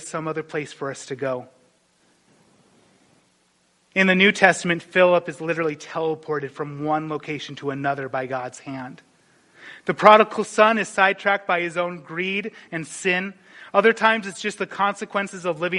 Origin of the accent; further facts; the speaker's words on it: North Dakota, United States; moved away; I remember growing up in North Dakota